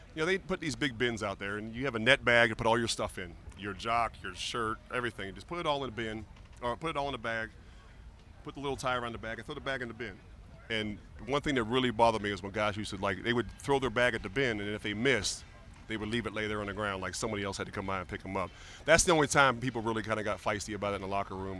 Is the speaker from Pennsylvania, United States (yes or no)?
yes; Pittsburgh, Pennsylvania, United States; moved away as an adult; also born or lived in Miami; I grew up in Pittsburgh as a big Steeler fan